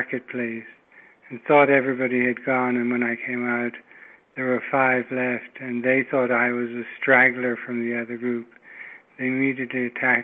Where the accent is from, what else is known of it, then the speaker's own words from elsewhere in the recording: England, United Kingdom; moved away; I'm English